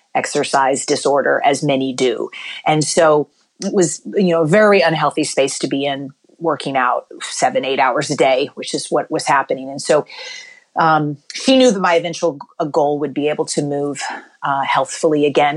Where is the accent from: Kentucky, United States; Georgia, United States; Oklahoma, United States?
Kentucky, United States; I grew up in Kentucky